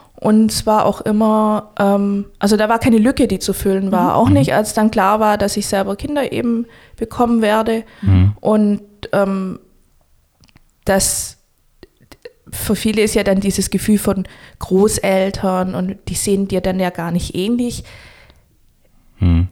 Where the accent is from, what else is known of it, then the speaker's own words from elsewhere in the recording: Stuttgart, Baden-Württemberg, Germany; Stuttgart ist meine Heimat